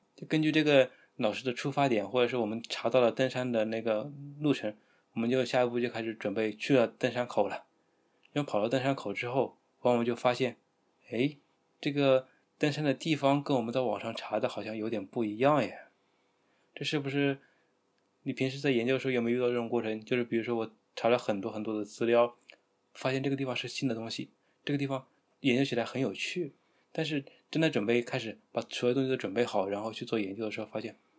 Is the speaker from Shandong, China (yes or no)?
no; Hunan, China; 作为一个湖南人